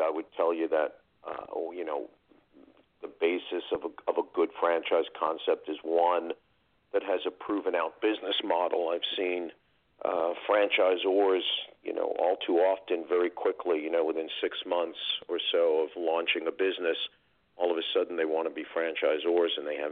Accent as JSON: {"language": "English", "town": "New York City", "region": "New York", "country": "United States", "also_born_or_lived": "northern New Jersey", "moved": "yes", "lives_now": "New Jersey, United States", "said": "New York City. Yeah, New York City. originally from Queens, one of the boroughs"}